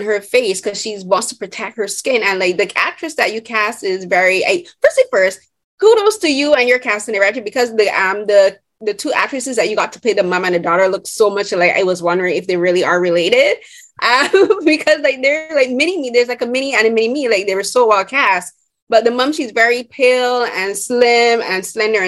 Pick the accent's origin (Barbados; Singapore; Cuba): Barbados; moved away; I'm originally from Barbados